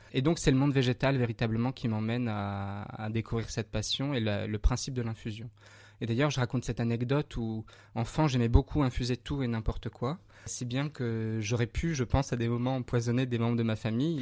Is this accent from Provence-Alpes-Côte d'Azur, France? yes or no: no; Bourgogne-Franche-Comté, France; je suis du Morvan